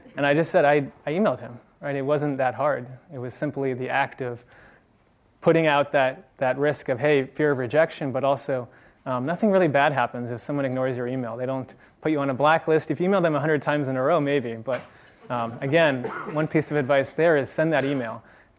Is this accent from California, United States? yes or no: yes; San Francisco, California, United States; I'm one of the few locals. I was actually born in San Francisco. I grew up in Marin County, which, if you haven't been there, is great for hiking.